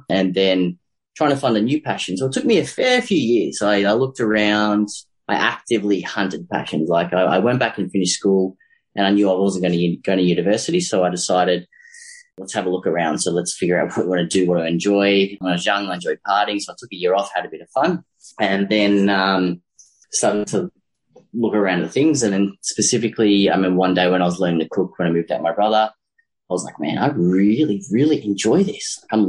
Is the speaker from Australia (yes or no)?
yes; Melbourne, Victoria, Australia; So I'm originally from Melbourne, but it's more specifically sort of the northeastern suburbs, like a little area sort of called Eltham, which I live there now. I've actually born near there and then moved back there.